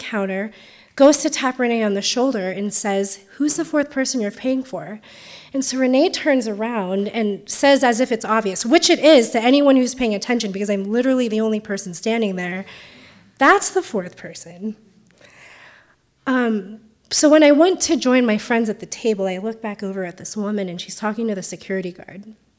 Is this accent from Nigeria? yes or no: no; Philippines; now in United States; but have grown to include my identities as an Asian, as a Filipina, as a first-generation immigrant